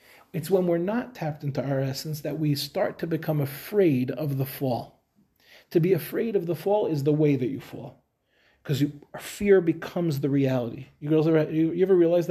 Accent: Five Towns, New York, United States; moved away as an adult; also born or lived in Queens, New York; now in Israel; we grew up in the Five Towns

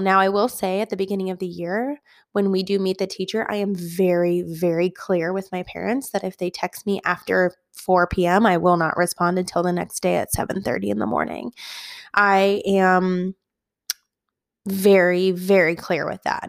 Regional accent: Midwest, United States; moved away as an adult; I grew up in the Midwest, and then I moved to the West.

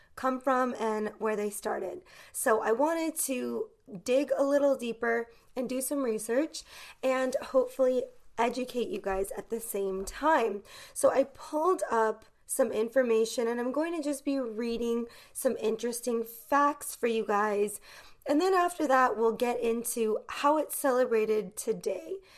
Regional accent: United States; as an American growing up in the United States

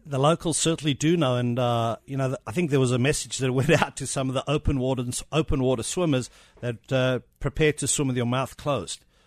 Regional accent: South Africa; accent: South African; moved away

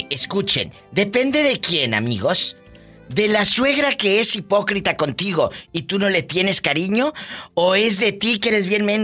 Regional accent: Guanajuato, Mexico; Pues soy de Guanajuato.

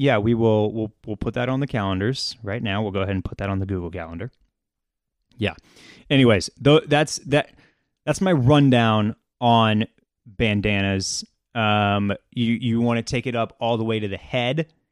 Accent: Texas, United States; we're from Texas

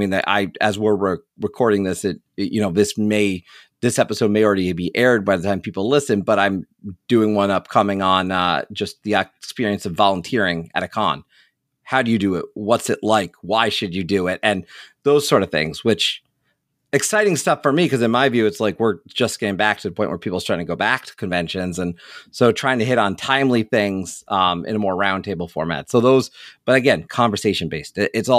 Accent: New York, United States; also born or lived in Scranton; I'm originally from New York though. If you ask me, I'm a New Yorker. I'm from New York State, born in and around the New York City metro area.

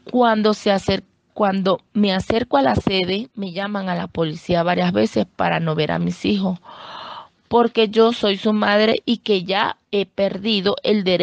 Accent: Venezuela; now in Colombia; somos muchas madres venezolanas que tenemos esta misma situación. No tenemos leyes como madres venezolanas aquí en Colombia que nos ayuden

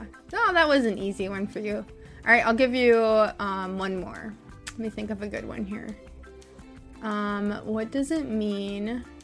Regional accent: United States; I'm from the United States

